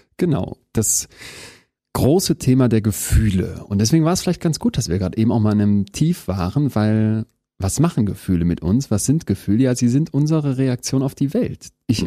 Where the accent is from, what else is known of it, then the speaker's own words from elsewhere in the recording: Berlin, Germany; also born or lived in Münster / Spain / Istanbul / Toulouse; bin ich natürlich auch viel mehr Berliner und Münsteraner als irgendwie jetzt, weiß ich nicht, ähm, Bayer